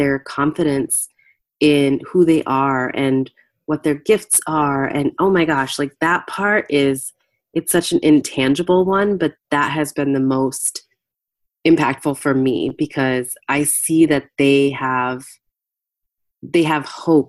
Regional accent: United States; I was born in the U.S. My parents were immigrants

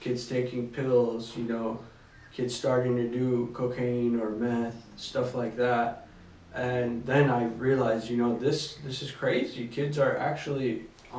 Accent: California, United States; I grew up in California

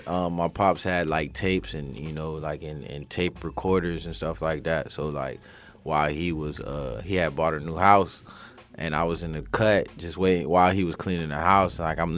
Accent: Broward County, Florida, United States; also born or lived in Los Angeles, California; I'm from Broward County, Florida

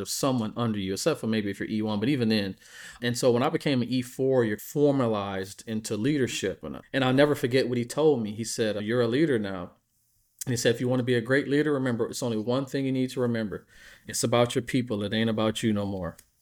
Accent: Midwest, United States; I'm from the Midwest, so we're very blue-collar people

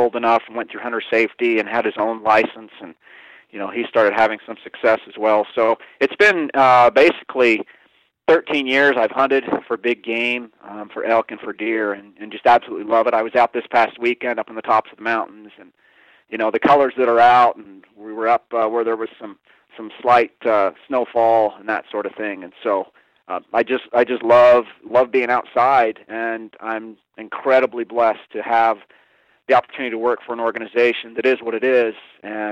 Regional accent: Kansas, United States; also born or lived in New Orleans, Louisiana / Calgary, Alberta, Canada; now in Montana, United States; I spent the majority of my life actually growing up in Kansas. I was born in New Orleans, spent 3 years up in Calgary, Alberta, Canada as well

